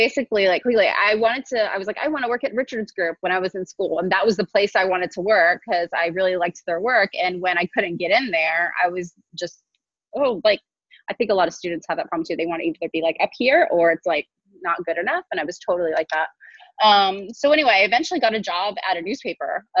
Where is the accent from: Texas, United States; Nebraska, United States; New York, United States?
Texas, United States; Houston; moved away as an adult; also born or lived in Nigeria / Waco, Texas; now in Pensacola, United States; I was pretty much born and raised in Texas.